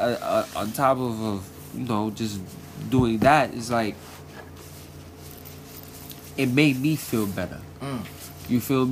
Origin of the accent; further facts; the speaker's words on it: New York City, New York, United States; I'm from Flatbush